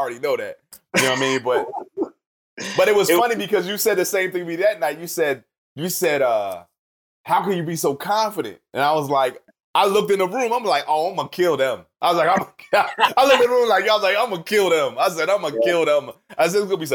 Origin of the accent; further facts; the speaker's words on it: Camden, New Jersey, United States; now in Charlotte, United States; I'm from Camden, New Jersey, which most people will recognize as the murder capital of the world